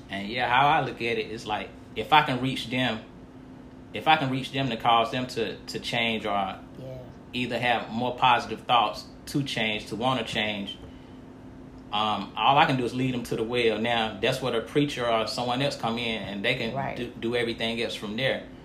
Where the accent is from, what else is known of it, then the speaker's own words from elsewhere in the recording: United States; I'm from Montgomery County, a proud native of Montgomery County